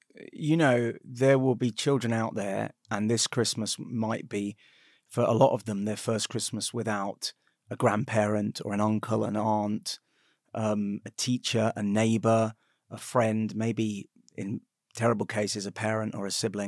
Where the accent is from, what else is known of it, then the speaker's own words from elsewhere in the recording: United Kingdom; We're Jewish, but we're British.